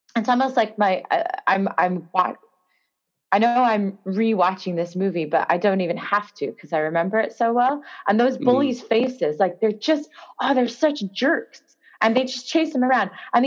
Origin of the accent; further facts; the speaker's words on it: near Visalia, California, United States; moved away as an adult; now in London, United Kingdom; near Visalia in California, where I grew up